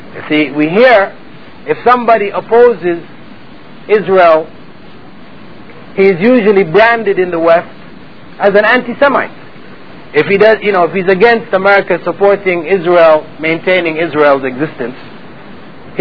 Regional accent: Canada; moved away as an adult; now in Saudi Arabia; I'm from Canada, and I've been over here for, you know, a number of years.

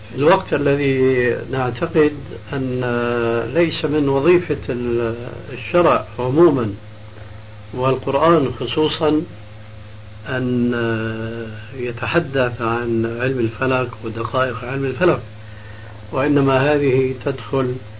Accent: Syria; عندنا في بلاد الشام

